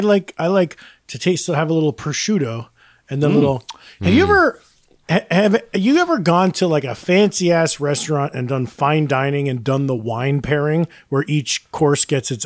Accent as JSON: {"language": "English", "region": "New York", "country": "United States", "said": "I'm from New York"}